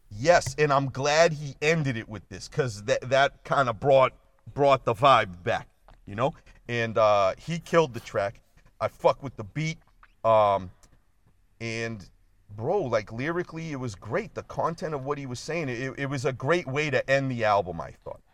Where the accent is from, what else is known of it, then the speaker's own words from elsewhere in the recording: Boston, Massachusetts, United States; We grew up in Boston